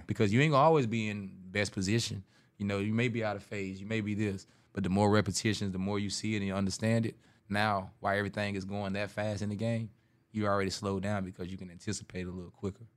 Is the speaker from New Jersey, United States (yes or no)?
no; South Carolina, United States; moved away; my hometown, the biggest revenue is sports